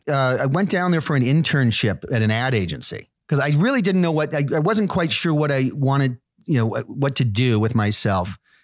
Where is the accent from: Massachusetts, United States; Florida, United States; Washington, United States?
Massachusetts, United States; near Plymouth, South Shore of; moved away as an adult; also born or lived in New York City / White Plains, New York / upstate New York; most of my growing up was done in, in this small town.